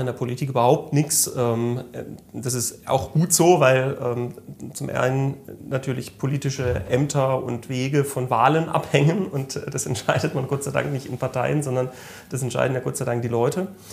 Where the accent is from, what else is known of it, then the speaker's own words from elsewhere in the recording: Malterdingen, Baden-Württemberg, Germany; Ich komme aus dem schönen Malterding, das ist äh, in Südbaden ähm, zwischen Freiburg und Offenburg